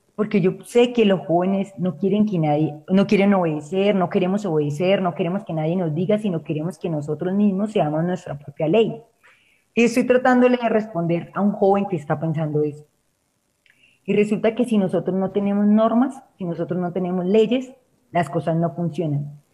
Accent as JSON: {"language": "Spanish", "country": "Colombia", "said": "aquí en Colombia decimos"}